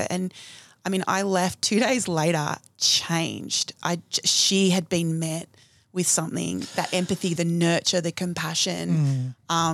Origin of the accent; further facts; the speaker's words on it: New South Wales, Australia; I went back to my hometown. So I grew up in a rural country town in New South Wales.